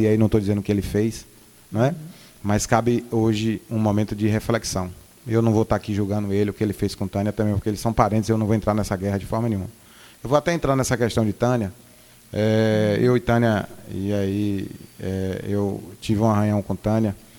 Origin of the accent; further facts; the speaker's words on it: Northeast Region, Brazil; moved away as an adult; now in Bahia, Brazil; eu sou nordestino